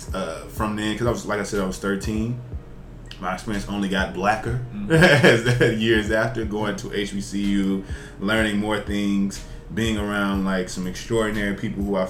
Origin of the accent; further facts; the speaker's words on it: Jackson, Tennessee, United States; now in Chicago, United States; I'm from Jackson, Tennessee, which is in Western Tennessee